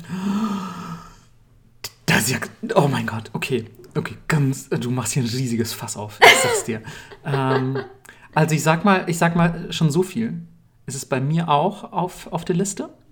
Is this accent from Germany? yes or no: yes; Bavaria, Germany; ich komme aus Bayern